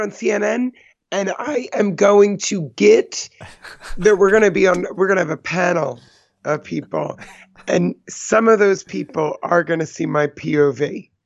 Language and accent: English; East Coast, United States; I'm from the East Coast